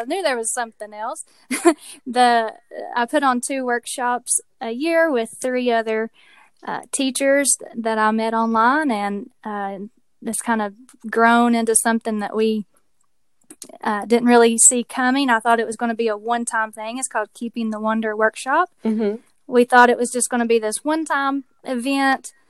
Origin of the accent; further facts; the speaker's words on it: Tennessee, United States; you might be able to tell from my accent that I live in Tennessee. I was born and raised here